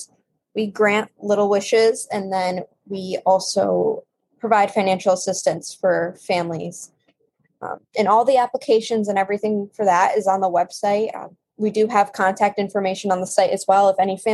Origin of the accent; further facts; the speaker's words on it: Massachusetts, United States; I'm from Massachusetts